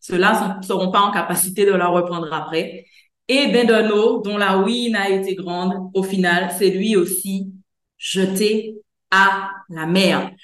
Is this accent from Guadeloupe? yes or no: yes; Guadeloupe; chez nous en Guadeloupe